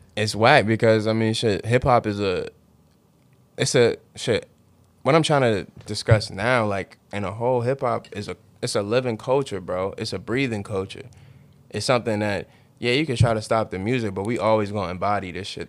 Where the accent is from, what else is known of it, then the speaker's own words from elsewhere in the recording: United States; we live here. We're from America.